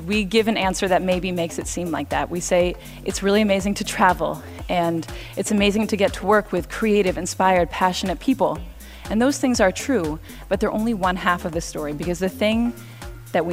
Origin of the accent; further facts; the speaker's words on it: Cambridge, Massachusetts, United States; now in New York, United States; I grew up in Cambridge